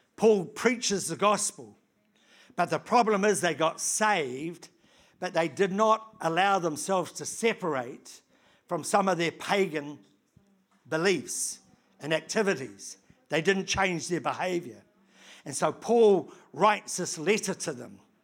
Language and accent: English; New Zealand; I come from New Zealand